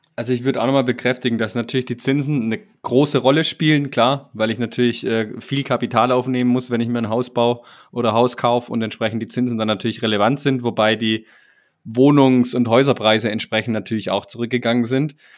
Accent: Swabia, Germany; mir als Schwabe

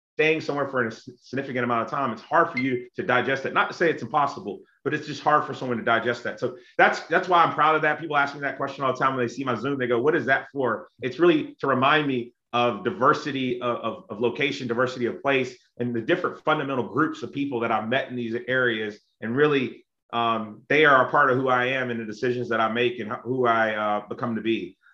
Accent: South Carolina, United States; also born or lived in Texas / Illinois; now in Norcross, United States; I grew up in South Carolina, which is very conservative

